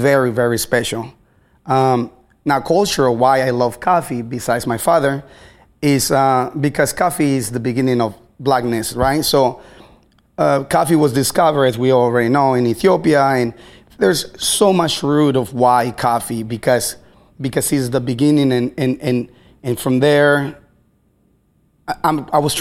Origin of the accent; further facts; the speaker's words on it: Baja California, Mexico; now in Seattle, United States; I'm from Baja California, Mexico. So I am a foreigner